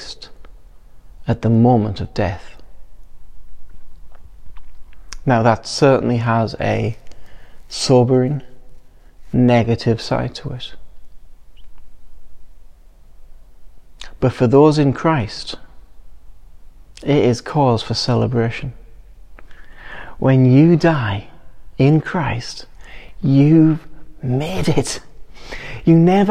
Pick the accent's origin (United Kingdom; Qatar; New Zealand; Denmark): United Kingdom; England; we're English